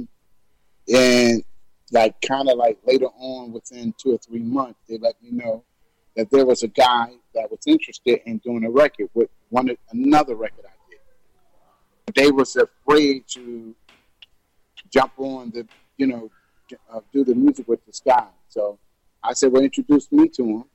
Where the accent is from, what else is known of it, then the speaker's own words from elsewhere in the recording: Newark, New Jersey, United States; now in Plainfield, United States; I'm actually originally from Newark, New Jersey, but I'm now residing in Plainfield, New Jersey